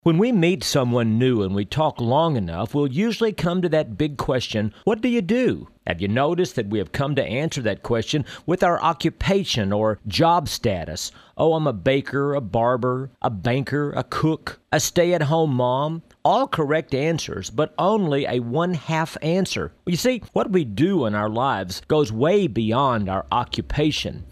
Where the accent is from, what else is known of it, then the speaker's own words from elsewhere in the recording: Texas, United States; When I was a boy growing up in Texas